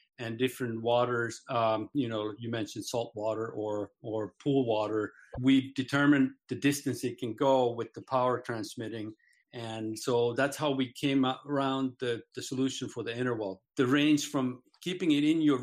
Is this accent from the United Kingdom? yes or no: no; Finland; now in Solana Beach, United States; I'm originally from Finland, sort of a transplant from Finland